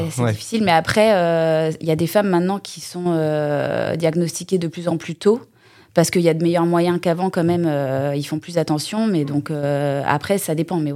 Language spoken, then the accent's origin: French; Rennes, Brittany, France; moved away as an adult; now in Les Sables-d'Olonne, France; je suis née à Rennes, donc rien à voir. Et j'ai commencé à faire des saisons en 2008 en Vendée. Et du coup, je me suis installée au sable en 2015